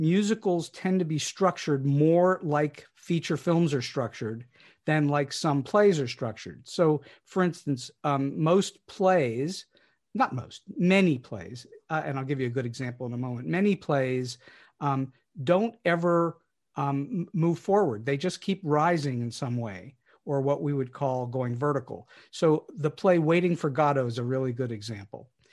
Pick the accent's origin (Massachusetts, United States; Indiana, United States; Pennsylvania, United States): Pennsylvania, United States; Pittsburgh; moved away as an adult; also born or lived in Los Angeles; here in Pittsburgh, which is my hometown, though I spent many years not here